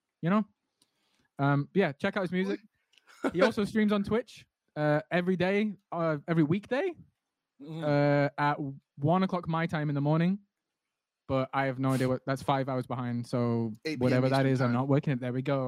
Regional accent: England, United Kingdom; This is just how it is. I'm from England.

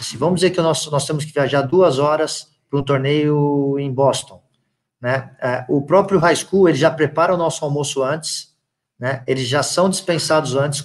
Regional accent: São Paulo, Brazil; moved away as an adult; now in United States; eu sou de São Paulo

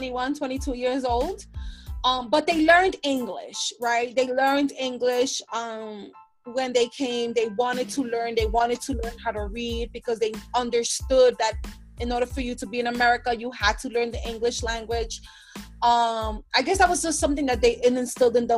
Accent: New York City, New York, United States; I am from the Bronx, New York

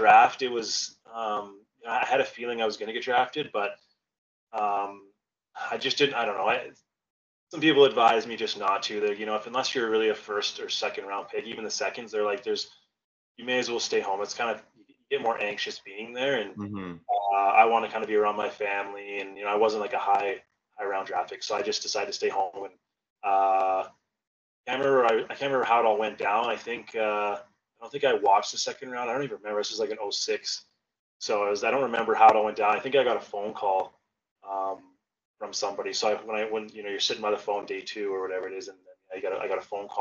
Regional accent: Calgary, Alberta, Canada; I was from Calgary, so it was kind of a dream come true to be able to like play for the Flames

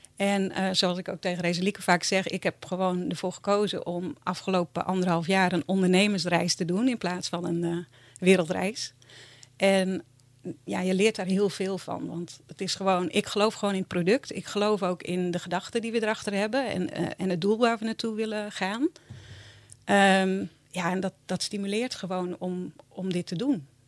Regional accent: Bolsward, Friesland, Netherlands; also born or lived in Sneek / Tjerkwerd; ik ben eigenlijk opgegroeid in Bolswerd

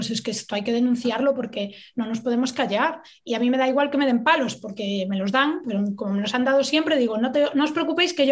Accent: Galicia, Spain; yo como buena gallega

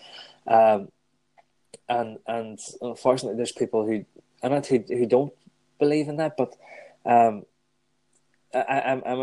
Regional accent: Strabane, Northern Ireland, United Kingdom; my hometown

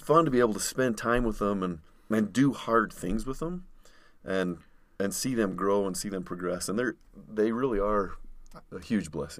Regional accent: Utah, United States; grew up in Utah, born and raised

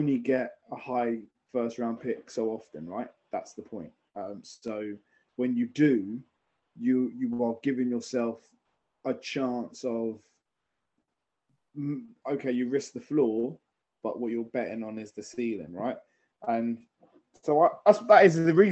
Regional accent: London, United Kingdom; being English and from London

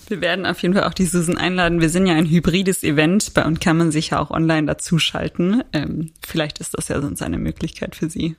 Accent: Southern Germany, Germany; now in Frankfurt, Germany; ich bin ja keine Frankfurterin. Ich komme ja eigentlich auch aus dem Süden Deutschlands

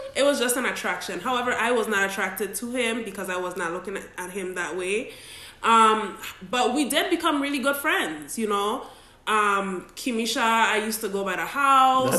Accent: Saint Croix, U.S. Virgin Islands; we grew up as neighbors in St. Croix, United States Virgin Islands

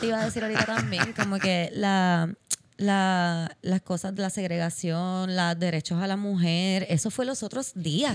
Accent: Puerto Rico; nos hacen a los puertorriqueños

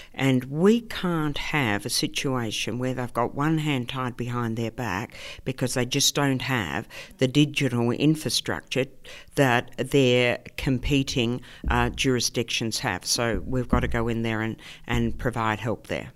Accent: Melbourne, Victoria, Australia; moved away as an adult; I came from Melbourne originally from a, you know, uh, working class housing commission suburb in Melbourne, and I came over here when I was, um, eighteen

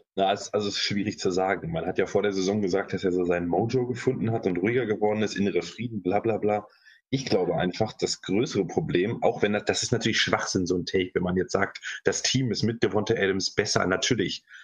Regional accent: Hanover, Lower Saxony, Germany; ich bin ja aus Hannover

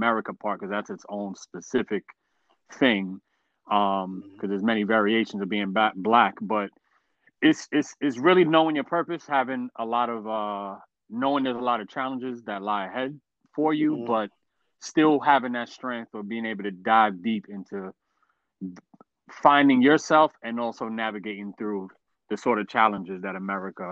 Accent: New York City, New York, United States; also born or lived in Westchester County, New York; I was born and born and pretty much raised in the Bronx, I did go to like my middle and teenage years. I grew up in Westchester. I was raised in Westchester County

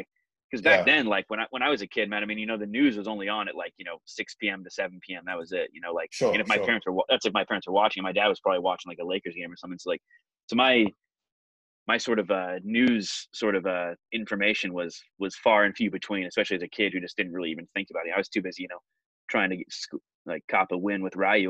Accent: Portland, Oregon, United States; also born or lived in Los Angeles, California / Asia; we moved up here when I was like 6 or 7, and I spent all my life since then, you know, other than a few years over in Asia and a couple of years moving back to LA for work. Like, I mean, the majority of my life, like in Portland.

